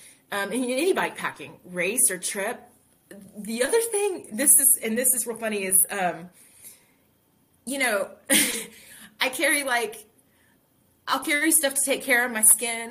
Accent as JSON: {"language": "English", "country": "United States", "also_born_or_lived": "Colorado", "said": "I'm American"}